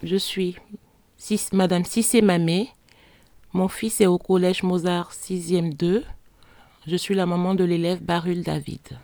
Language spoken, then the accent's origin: French; Cameroon; moved away; Je viens du Cameroun